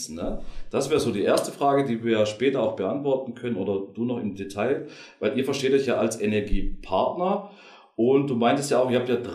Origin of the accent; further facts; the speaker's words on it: Baden-Württemberg, Germany; Und ich äh, bin Schwabe und ich liebe es einfach.